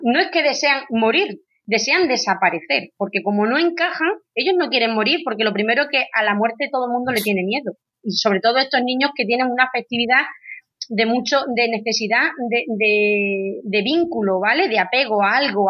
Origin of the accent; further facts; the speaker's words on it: Badajoz, Extremadura, Spain; Yo soy de Badajoz, de Extremadura